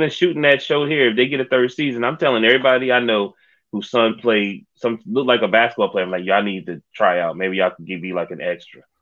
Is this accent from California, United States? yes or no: no; New Jersey, United States; I grew up in Jersey, man. I stayed in Jersey for a hot second.